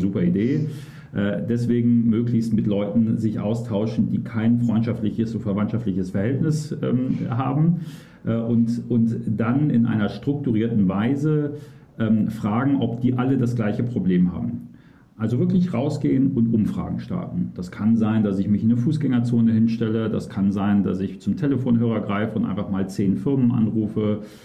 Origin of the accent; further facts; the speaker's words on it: Cologne, North Rhine-Westphalia, Germany; gebürtiger Kölner